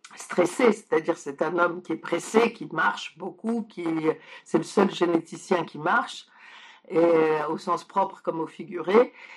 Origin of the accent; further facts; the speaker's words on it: France; also born or lived in Poland; je suis née en Pologne et donc ça m'arrivait en France quand moi j'avais 6 ans